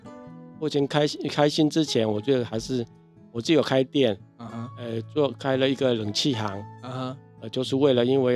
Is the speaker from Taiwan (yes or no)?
yes; Taiwan; 然后我是一个台湾人，但是他竟然选我当班长